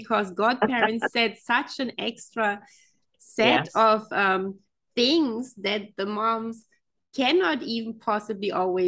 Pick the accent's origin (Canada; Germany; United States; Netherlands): Germany; I come from Germany, the country of fairy tales